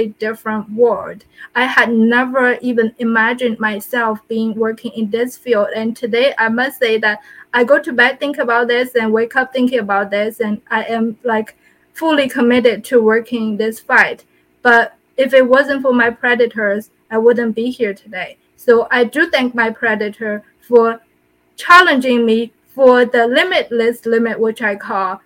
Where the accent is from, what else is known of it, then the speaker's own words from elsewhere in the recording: China; moved away; I'm from China